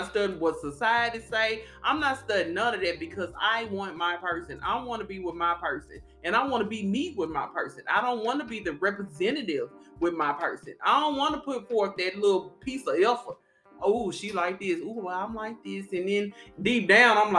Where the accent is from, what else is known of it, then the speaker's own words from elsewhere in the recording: Arkansas, United States; I'm from Arkansas, y'all. I'm country